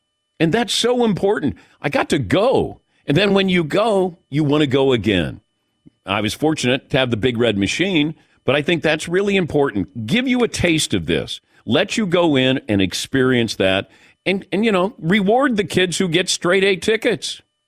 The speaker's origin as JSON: {"language": "English", "town": "Cincinnati", "region": "Ohio", "country": "United States", "tie": "born or raised there", "said": "But I never understood this because I grew up in Cincinnati and they would give out tickets, not usually to good games, but they would give you tickets if you got straight A's."}